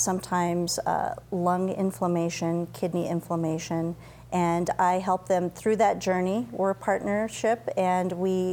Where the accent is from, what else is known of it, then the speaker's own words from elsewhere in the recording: Colorado, United States; moved away as an adult; also born or lived in Grand Forks, North Dakota; now in Rapid City, United States; I grew up in a small town in Colorado